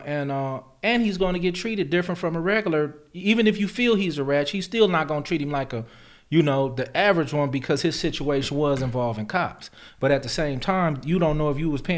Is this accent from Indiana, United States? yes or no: no; Lynwood, California, United States; I'm from Linwood, Compton